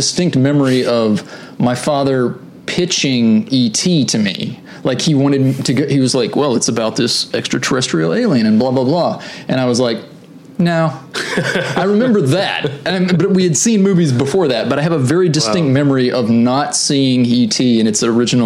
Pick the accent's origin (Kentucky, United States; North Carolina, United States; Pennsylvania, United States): North Carolina, United States; Greensboro; I grew up in North Carolina, in the middle of the state, Greensboro.